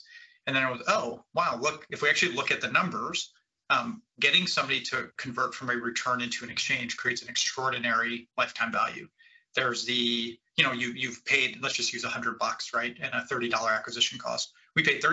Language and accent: English; Cleveland, Ohio, United States; I am from Cleveland, Ohio